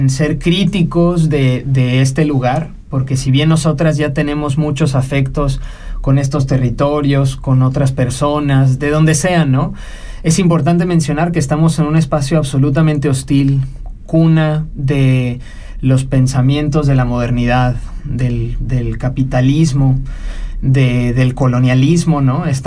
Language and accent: Spanish; Mexico; also born or lived in Mexico City, Mexico / Monterrey, Mexico / Guápulo, Ecuador / Magdalena del Mar, Peru; now in Switzerland; me gusta pensar que soy de muchísimos lados también, ¿no? Porque si bien tuve mi crianza en México, ¿no? Entre la Ciudad de México eh